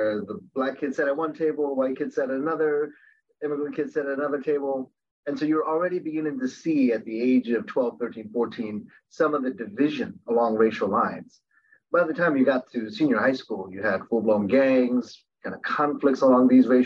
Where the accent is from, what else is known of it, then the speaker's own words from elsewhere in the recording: Baltimore, Maryland, United States; also born or lived in Korea; we ended up living in an inner city neighborhood in Baltimore.